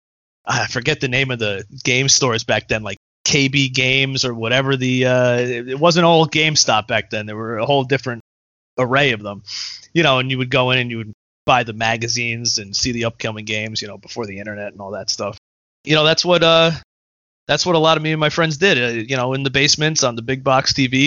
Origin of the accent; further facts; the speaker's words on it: Pleasantville, New York, United States; also born or lived in Brooklyn, New York; I grew up in a pretty small pretty small town where everyone knew each other.